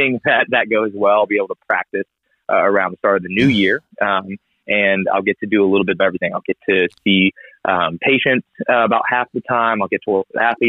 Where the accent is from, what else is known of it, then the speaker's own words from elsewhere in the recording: Ohio, United States; moved away as an adult; also born or lived in Columbia, South Carolina; now in South Carolina, United States; I'm originally from Ohio, but I moved to Carolina, where we met in Columbia, to go to the University of South Carolina for graduate school